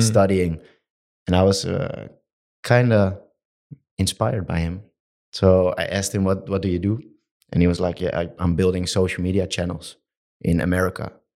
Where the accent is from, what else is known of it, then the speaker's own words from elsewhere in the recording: Amsterdam, North Holland, Netherlands; I'm from Amsterdam